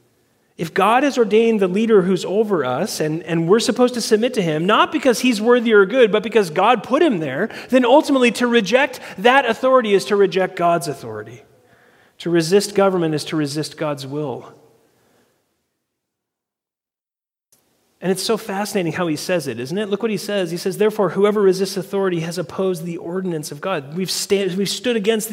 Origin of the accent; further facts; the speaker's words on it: United States; our country was founded on resistance and revolution